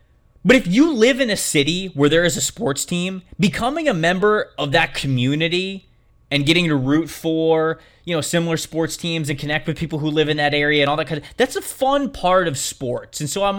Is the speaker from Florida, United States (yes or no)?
yes; Tampa, Florida, United States; Like, I'm from the Tampa area.